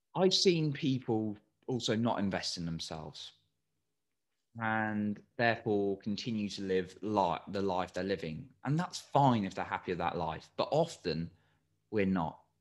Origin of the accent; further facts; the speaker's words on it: England, United Kingdom; I'm English